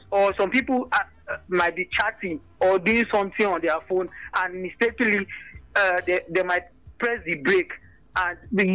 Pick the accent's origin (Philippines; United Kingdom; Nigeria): Nigeria; now in Australia; we Nigerians